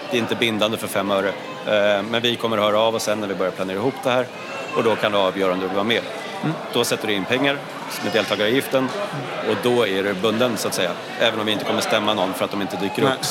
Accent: Sweden; Nej, och det är svårt även som svensk. Eller

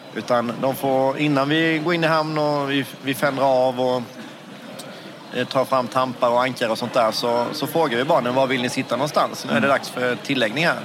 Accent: Gnosjö, Jönköping County, Sweden; Jag kommer från Gnosjö i Småland

